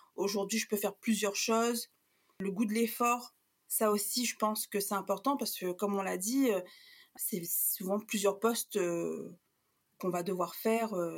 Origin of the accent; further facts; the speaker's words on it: Réunion; moved away; on a quitté la Réunion, en fait, on était ados, euh, euh, pré-adultes